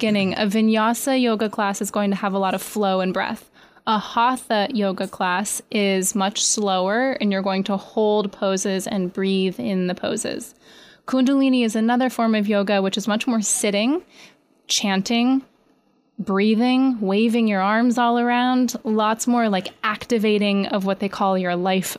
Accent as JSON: {"language": "English", "region": "New York", "country": "United States", "said": "And as a beginner, sometimes getting, especially as a New Yorker, laying on your mat is one of the most difficult things you could possibly do."}